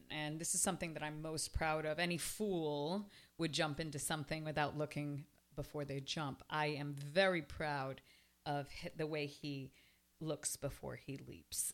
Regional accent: Toronto, Ontario, Canada; now in Miami, United States; I was raised in Toronto

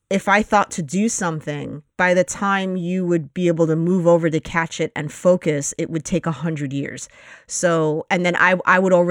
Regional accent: Astoria, New York, United States; Studios in Astoria. Um, so uh, that's my hometown, if you will.

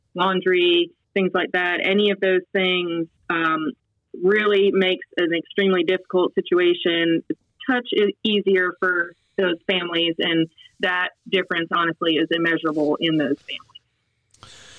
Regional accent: Western Massachusetts, United States; moved away as an adult; also born or lived in Columbia, South Carolina / Pittsburgh / Rochester, New York; now in Charlotte, United States; I'm originally from Western Massachusetts

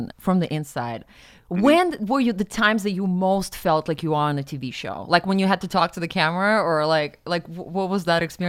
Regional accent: Kemerovo, Kemerovo Oblast, Russia; moved away as an adult; now in United States; I am from Siberia, born and raised, right. Western Siberia, Kemerovo, Kuzbass.

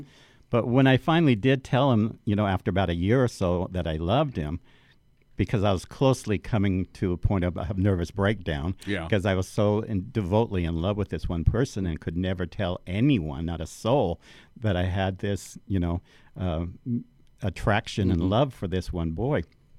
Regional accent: Orange County, California, United States; I grew up in Orange County.

